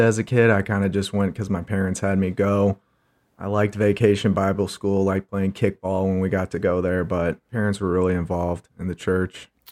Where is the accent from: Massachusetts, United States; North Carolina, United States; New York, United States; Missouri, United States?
Missouri, United States; St. Charles; born and raised in Saint Charles, Missouri, as my dad likes to call it, Charleytown